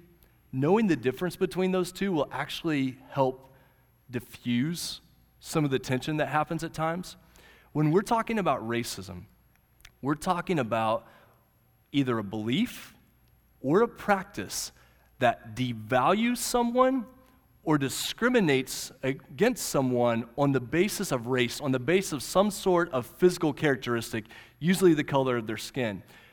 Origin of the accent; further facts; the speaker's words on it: Oklahoma, United States; The little high school I grew up in Central High in Southwest Oklahoma, we grew up and we had one black guy in our class.